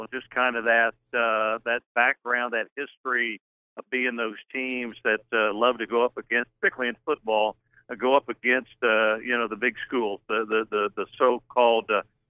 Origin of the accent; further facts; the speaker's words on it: Midwest, United States; now in Hattiesburg, United States; It got up to about 60 today in Hattiesburg. But I grew up in the Midwest, man. I'm used to that kind of weather.